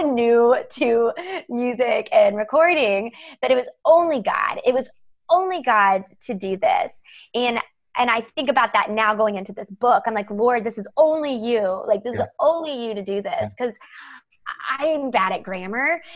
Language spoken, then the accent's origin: English; the South, United States; I grew up in the South